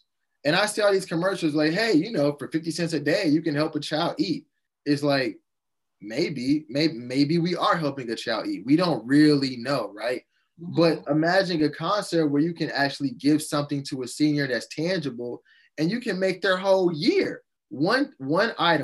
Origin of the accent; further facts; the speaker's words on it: Chicago, Illinois, United States; I went to a public school in the South Side of Chicago